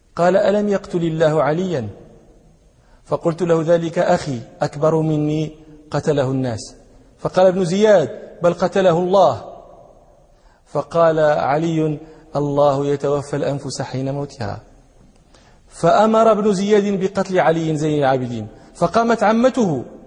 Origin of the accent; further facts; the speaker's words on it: Morocco; عندنا في المغرب